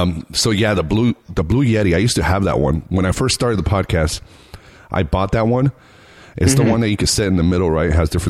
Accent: United States; Dude, as an American, I apologize.

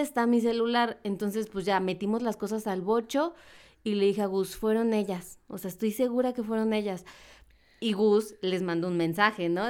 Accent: Mexico; como mexicanos

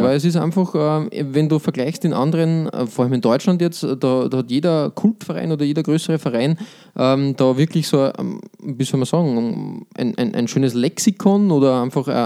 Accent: Lower Austria, Austria; wir als äh, Niederösterreicher ähm, wir sind ja immer sehr tendenziell zu Wien.

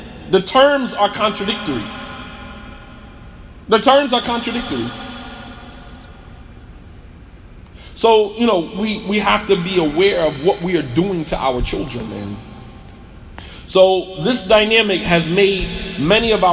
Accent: Montclair, New Jersey, United States; I'll be in Montclair, New Jersey, my hometown

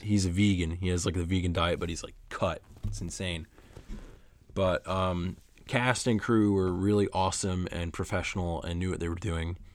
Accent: Oneonta, New York, United States; my hometown of Oneonta, New York

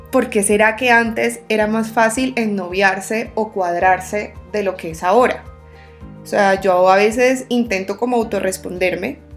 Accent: Barranquilla, Atlántico, Colombia; now in Bogotá, Colombia; Soy una barranquillera de 25 años viviendo en Bogotá.

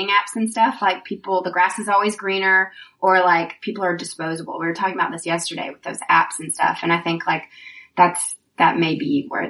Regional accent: Nashville, Tennessee, United States; I grew up in Nashville and it was like, you know, I was Christian

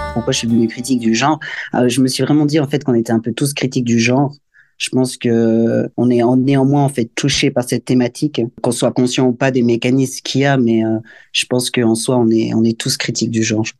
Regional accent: Valais, Switzerland; Je viens du Valais, c'est un canton dans le pays suisse.

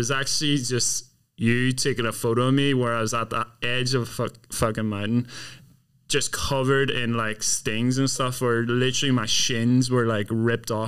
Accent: County Down, Northern Ireland, United Kingdom; Silent Valley in County Down, my hometown

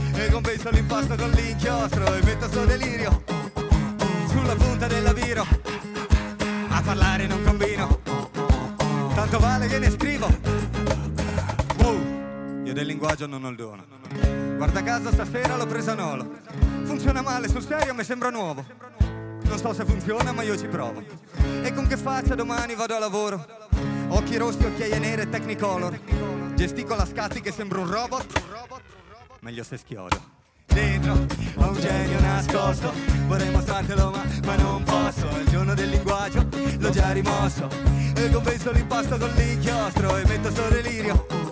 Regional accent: Friuli-Venezia Giulia, Italy; in quanto friulani

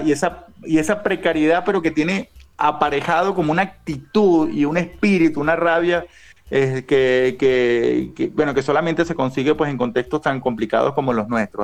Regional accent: Venezuela

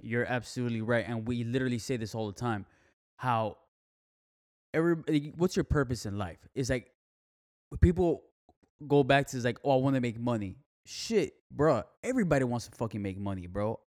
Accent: Miami, Florida, United States; now in Fort Myers, United States; I'm from Miami. I love Miami, but I can't live there again

